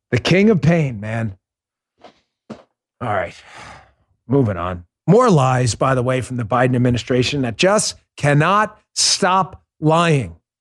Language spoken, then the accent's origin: English; New York, United States; moved away; I grew up in New York. I still got a lot of love for it